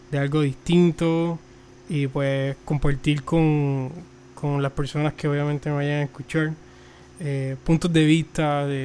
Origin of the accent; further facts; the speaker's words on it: Puerto Rico; Soy de Puerto Rico, eh, la isla del encanto, la isla del cordero. Eh, apenas tengo 25 años.